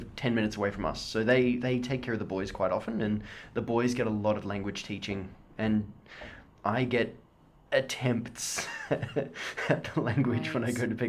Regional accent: Sydney, New South Wales, Australia; myself being Australian from Sydney

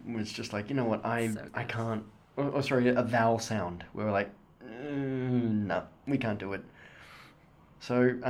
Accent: Sydney, New South Wales, Australia; myself being Australian from Sydney

